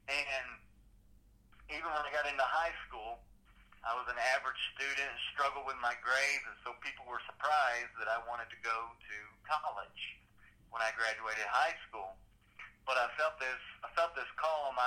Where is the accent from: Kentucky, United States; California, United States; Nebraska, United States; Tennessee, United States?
Kentucky, United States; I grew up in Kentucky